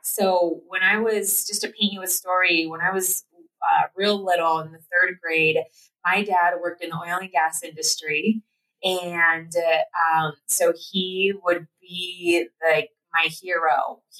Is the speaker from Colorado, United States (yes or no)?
yes; Platteville, Colorado, United States; we grew up in Platteville, Colorado